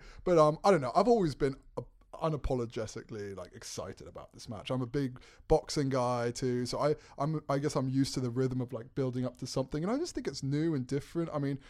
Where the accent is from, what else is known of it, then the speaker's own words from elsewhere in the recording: England, United Kingdom; also born or lived in New York / South Carolina; Well, actually, I was born in New York, so the plot thickens. Right. Born in New York, raised in England, then South Carolina in college.